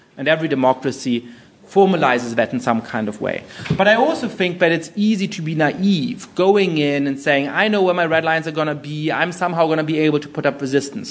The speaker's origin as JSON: {"language": "English", "country": "Germany", "tie": "born or raised there", "also_born_or_lived": "United Kingdom", "moved": "as an adult", "said": "I grew up in Germany"}